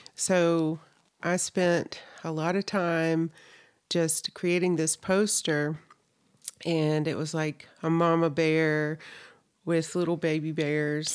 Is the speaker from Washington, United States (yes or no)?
no; North Carolina, United States; moved away as an adult; now in Salt Lake City, United States; I'm originally from North Carolina, so I lived there, I think, over thirty years of my life